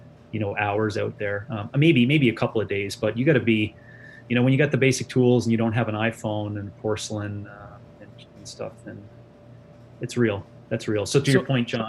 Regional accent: Newfoundland and Labrador, Canada; moved away as an adult; now in Calgary, Canada; I'm from Newfoundland, Labrador.

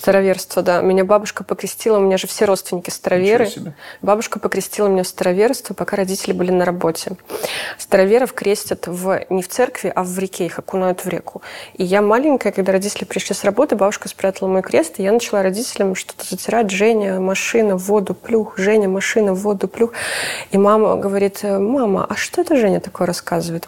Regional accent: Belarus; мы гордимся тем, что мы белорусы

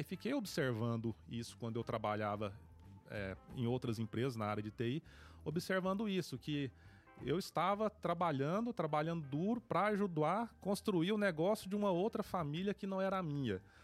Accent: Paraúna, Goiás, Brazil; moved away as an adult; sou natural de Paraúna, nascido e criado em Paraúna

